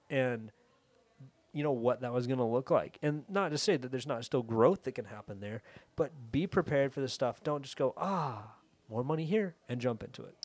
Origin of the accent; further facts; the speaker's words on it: Atlanta, Georgia, United States; I'm from Atlanta, I'm here